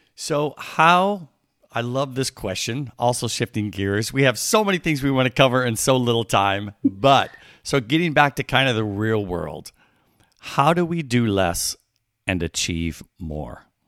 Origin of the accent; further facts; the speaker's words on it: Midwest, United States; now in California, United States; I grew up in the Midwest